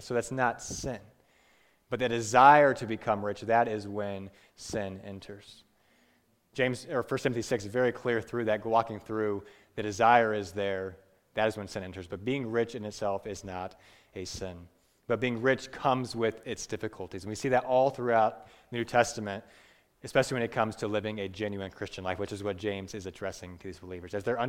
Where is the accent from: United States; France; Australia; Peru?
Peru; I grew up in Peru for 10 years, and people are very poor